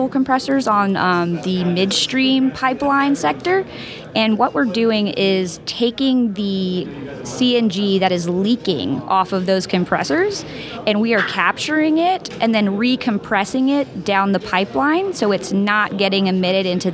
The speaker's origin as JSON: {"language": "English", "town": "Virginia Beach", "region": "Virginia", "country": "United States", "tie": "born or raised there", "said": "I grew up in Virginia Beach, Virginia"}